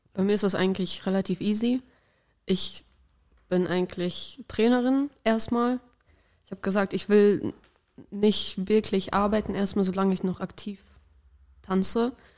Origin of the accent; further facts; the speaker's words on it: Ibbenbüren, North Rhine-Westphalia, Germany; weil wir kommen ja eigentlich auch aus Ebenbüren. Das ist noch eine Stunde von Münster entfernt.